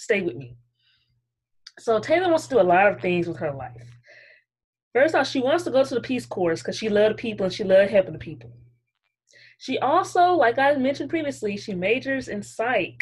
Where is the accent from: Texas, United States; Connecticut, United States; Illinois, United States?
Texas, United States; Arlington; I was born in Arlington, Texas